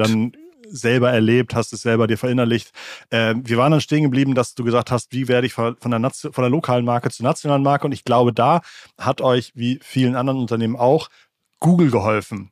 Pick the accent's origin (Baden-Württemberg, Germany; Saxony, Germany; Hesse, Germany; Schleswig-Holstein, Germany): Schleswig-Holstein, Germany; Ich bin äh, in einem Dorf in Schleswig-Holstein aufgewachsen